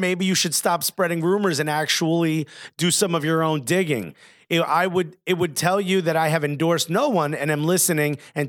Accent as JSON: {"language": "English", "region": "New Jersey", "country": "United States", "tie": "born or raised there", "said": "I was born and raised in Jersey"}